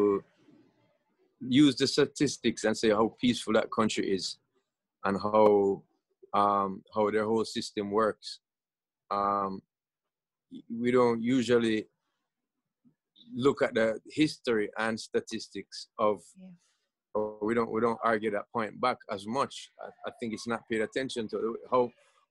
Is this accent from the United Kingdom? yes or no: no; Jamaica; I grew up in Jamaica